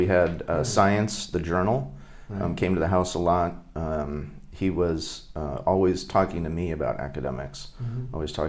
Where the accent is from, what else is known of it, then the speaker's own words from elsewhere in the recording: Hawaii, United States; born there; also born or lived in Northern Virginia; I think I'd been west of the Mississippi once in Minnesota as a kid, and I was born in Hawaii, so twice. But I'd never been like outside of, you know, the East Coast.